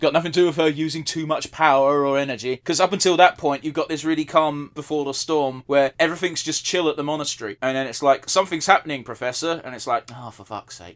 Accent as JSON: {"language": "English", "country": "United Kingdom", "said": "we're British."}